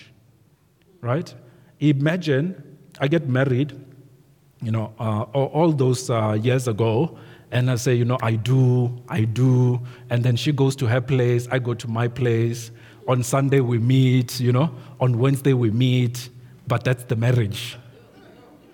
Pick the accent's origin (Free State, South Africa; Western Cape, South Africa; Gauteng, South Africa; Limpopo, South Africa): Limpopo, South Africa; Venda; when we were growing up in Venda